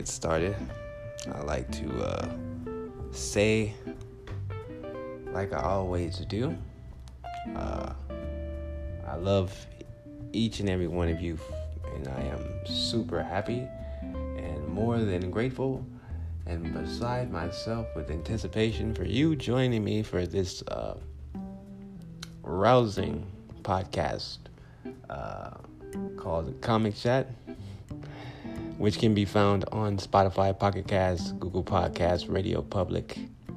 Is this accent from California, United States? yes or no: yes; Compton, California, United States; now in Phoenix, United States; I am originally from Compton, California.